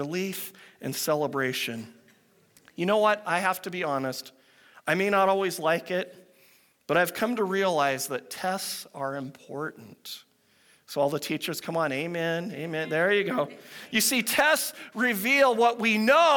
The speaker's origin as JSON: {"language": "English", "region": "Pacific Northwest", "country": "United States", "tie": "born or raised there", "said": "I grew up in the Pacific Northwest"}